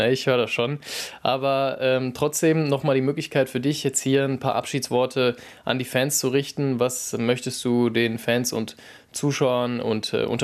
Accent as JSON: {"language": "German", "town": "Krefeld", "region": "North Rhine-Westphalia", "country": "Germany", "tie": "born or raised there", "moved": "as an adult", "lives_now": "Essen, Germany", "said": "ich komme ja aus Krefeld ursprünglich"}